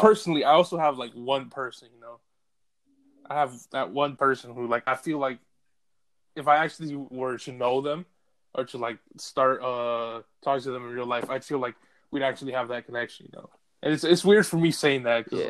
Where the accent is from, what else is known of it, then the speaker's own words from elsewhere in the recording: United States; me being an American